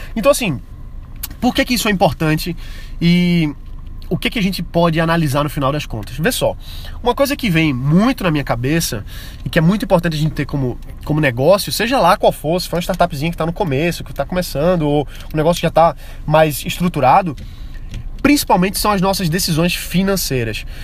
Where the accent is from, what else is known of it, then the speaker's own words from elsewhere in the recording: Brazil; nós, como brasileiros